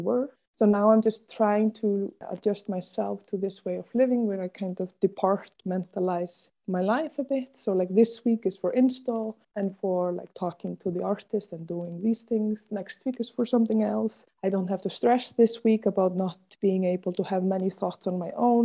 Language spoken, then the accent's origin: English; Germany; moved away as an adult; also born or lived in Berlin; now in Brussels, Belgium; coming from Germany